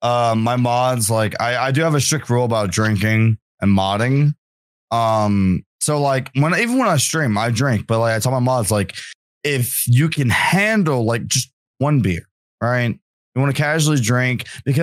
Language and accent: English; Virginia, United States; born there; And I was born in the Appalachian Mountains, and damn it to hell, I'm a mountain man.